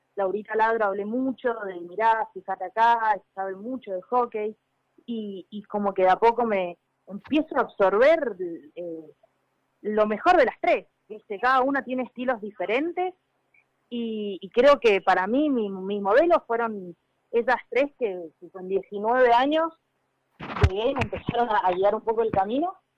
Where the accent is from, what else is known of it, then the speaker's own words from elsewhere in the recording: Mendoza, Argentina; moved away as an adult; also born or lived in Buenos Aires (Club Italiano); me fui de Mendoza a, Italiano, que en ese momento tenía 21 años